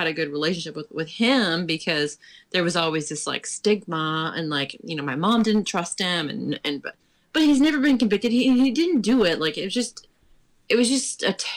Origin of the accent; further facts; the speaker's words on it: about 30 miles from Pittsburgh, Western Pennsylvania, United States; I'm from Western Pennsylvania, way, way west, almost to the Ohio border